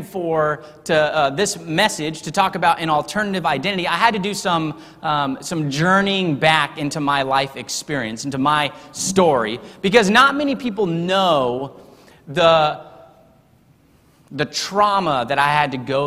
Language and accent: English; Texas, United States; also born or lived in Harrisonburg, Virginia; I was not born in Texas. See, I was born in Harrisonburg, Virginia. But I would never claim to be a Virginian